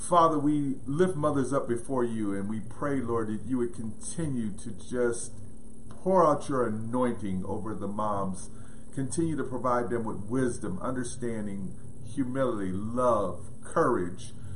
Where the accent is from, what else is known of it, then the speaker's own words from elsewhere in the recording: Pittsburgh, Pennsylvania, United States; we grew up in Pittsburgh, Pennsylvania